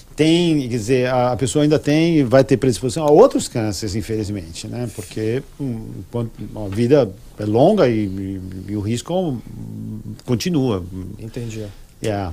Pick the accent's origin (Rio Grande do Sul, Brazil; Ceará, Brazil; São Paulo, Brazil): São Paulo, Brazil; cresci em São Paulo, e, e, e na capital